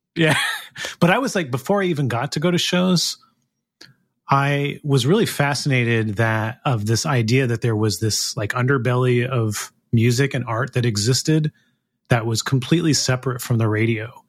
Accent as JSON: {"language": "English", "town": "Gilroy", "region": "California", "country": "United States", "tie": "born or raised there", "lives_now": "Sacramento, United States", "said": "I actually grew up in a town called Gilroy"}